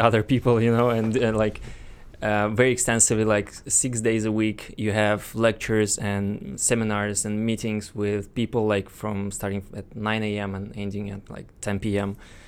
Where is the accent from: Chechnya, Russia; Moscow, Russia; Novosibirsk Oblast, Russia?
Moscow, Russia; and well, I'm Russian originally. I was born in Moscow, so graduated from this.